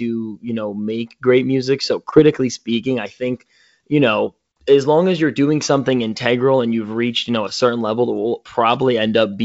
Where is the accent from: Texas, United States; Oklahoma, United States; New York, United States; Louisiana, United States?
New York, United States; Yonkers; I'm from New York. I'm in like the Yonkers area.